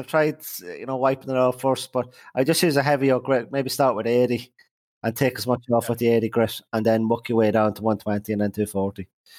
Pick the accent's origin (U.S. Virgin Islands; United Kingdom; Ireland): Ireland; moved away as an adult; also born or lived in Boston; we're Irish.